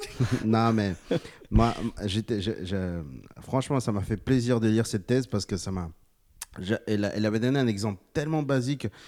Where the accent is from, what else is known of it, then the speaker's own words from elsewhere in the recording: Bolivia; J'ai 28 ans, je viens de Bolivie